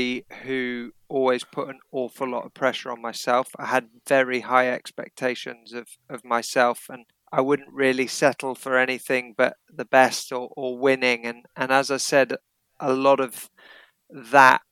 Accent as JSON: {"language": "English", "area": "Derbyshire", "region": "East Midlands", "country": "United Kingdom", "tie": "born or raised there", "also_born_or_lived": "Kenya / Oundle, Northamptonshire", "said": "I spent the first few years of my life there because mum and dad were teaching there. Then I went to a prep school in Derbyshire"}